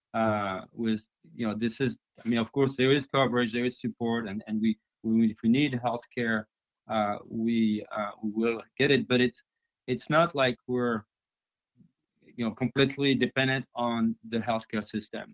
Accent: France; first language French; English is a second language; moved away as an adult; also born or lived in China; now in United States; I'm from France

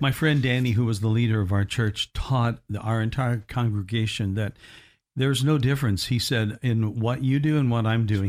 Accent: Evansville, Indiana, United States; my hometown of E, Evansville, Indiana

